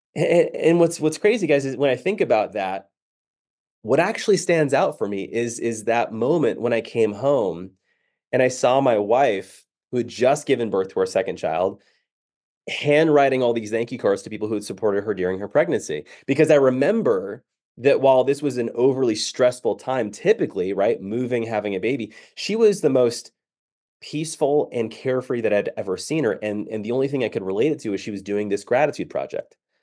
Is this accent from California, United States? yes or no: yes; San Diego, California, United States; moved away as an adult; now in Dallas, United States; I grew up in San Diego